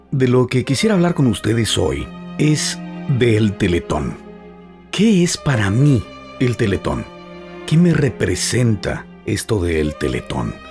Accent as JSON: {"language": "Spanish", "country": "Mexico", "moved": "yes", "lives_now": "United States", "said": "los mexicanos que vivimos y o trabajamos en los Estados Unidos de Norteamérica"}